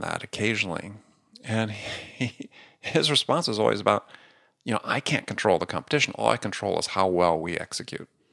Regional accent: Wisconsin, United States; I grew up in Wisconsin, I was a big Green Bay Packer fan

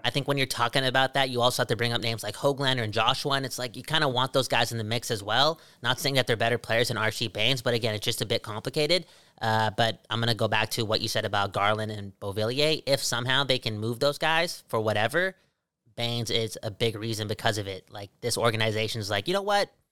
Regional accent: Surrey, British Columbia, Canada; I got a lot of bias from my hometown.

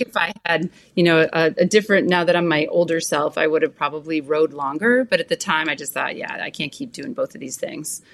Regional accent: Orchard Park, New York, United States; also born or lived in Buffalo, New York; I was born in Buffalo, New York. I grew up in Orchard Park, home of the Bills

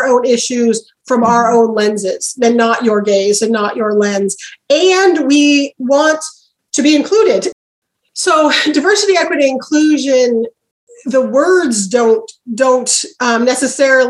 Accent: Oregon, United States; I'm from Oregon.

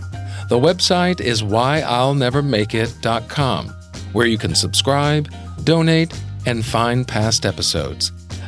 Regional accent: Alabama, United States; For myself, I grew up in the South in Alabama

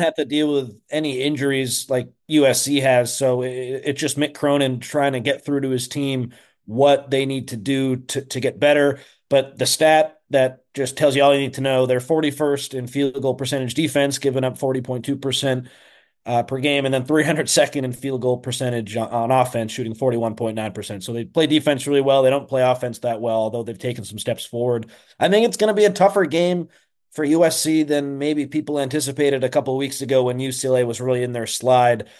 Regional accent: East Coast, United States; moved away; I'm from the East Coast, but my family came out to Chicago

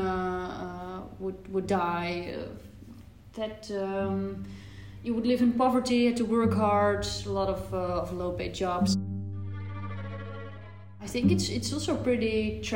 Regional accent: Leiden, South Holland, Netherlands; I am from the Netherlands, from around Leiden

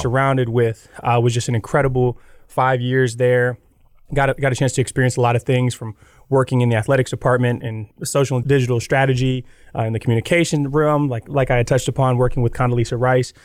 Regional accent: Gator Country, Florida, United States; moved away as an adult; I grew up in Gator Country

